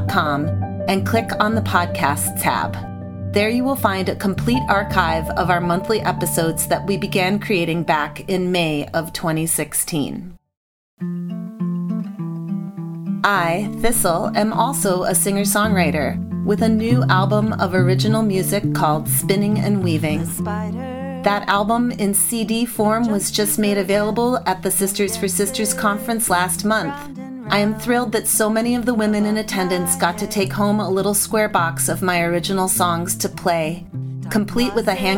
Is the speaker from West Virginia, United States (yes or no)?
no; Madison, Wisconsin, United States; Madison, Wisconsin, my hometown